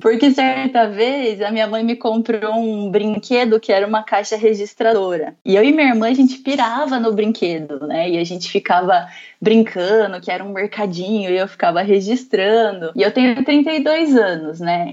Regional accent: Bauru, São Paulo, Brazil; moved away as an adult; eu sou de Bauru, interior do estado de São Paulo

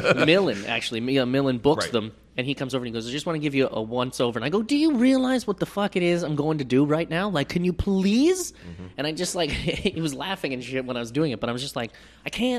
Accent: Nova Scotia, Canada; Me and Darcy are from a land where people don't have fucking nannies

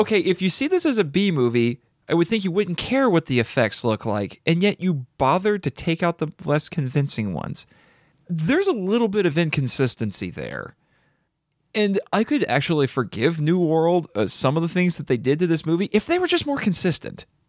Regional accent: United States; As an American

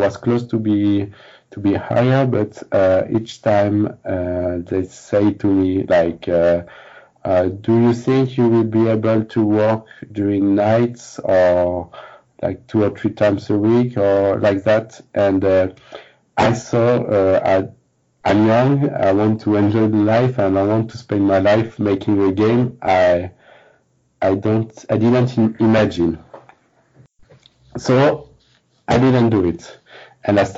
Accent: France; also born or lived in Paris

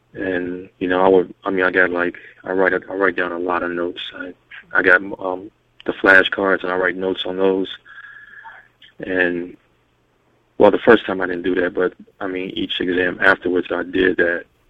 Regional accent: Louisville, Kentucky, United States; I'm from Louisville, Kentucky.

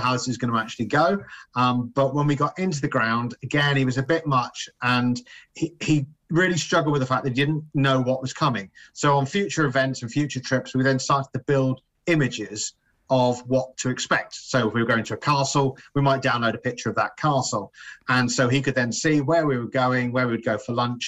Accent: Cambridge, East of England, United Kingdom; moved away as an adult; now in North West England, United Kingdom; I grew up in Cambridge. I was born and bred there

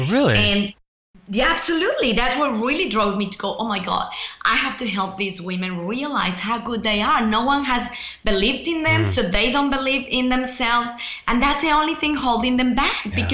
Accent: Mexico; accent: mixed; English is a second language; now in Australia; you know, I'm originally from Mexico

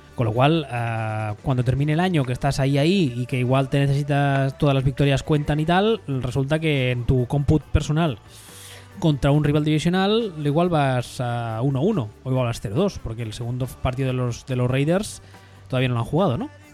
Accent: Catalonia, Spain; soy catalán

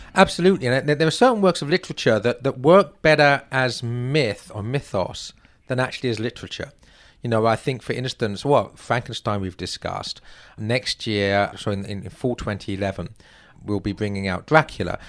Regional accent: England, United Kingdom; moved away as an adult; now in United States; I'm not an American. I'm an Englishman who, oh, I'm now a U S citizen, in fact, so I suppose I am an American.

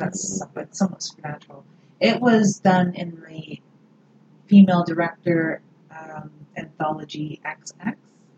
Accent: Canada

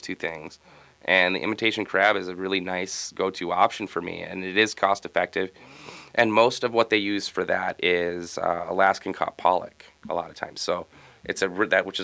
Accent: Minnesota, United States; I'm from Minnesota, born and raised here

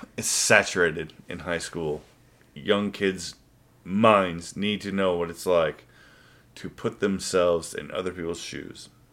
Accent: United States; clearly I was born in the United States of America. I've lived here my entire life

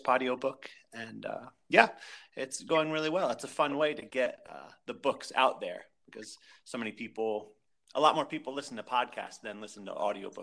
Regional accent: Pennsylvania, United States; I grew up in Pennsylvania

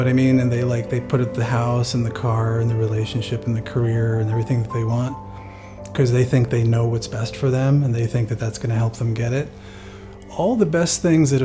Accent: New Jersey, United States; moved away as an adult; also born or lived in Germany; now in Maui, United States; I grew up in New Jersey

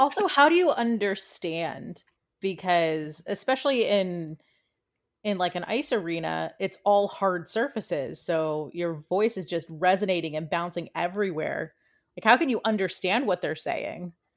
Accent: D.C., Northern Virginia, United States; moved away; also born or lived in Washington, D.C.; was born and raised right outside of the city in, in Northern Virginia

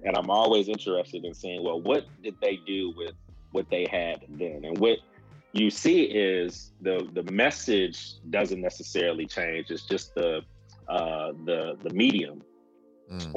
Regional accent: Saginaw, Michigan, United States; moved away as an adult; also born or lived in Mississippi / New Jersey / Pennsylvania; now in Kentucky, United States; I'm originally from Saginaw, Michigan

